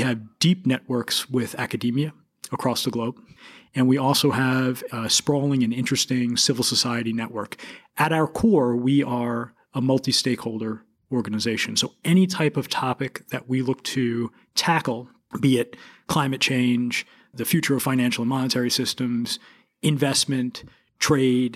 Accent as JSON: {"language": "English", "town": "New York City", "region": "New York", "country": "United States", "tie": "born or raised there", "said": "I'm a native of New York. I grew up in Queens, New York"}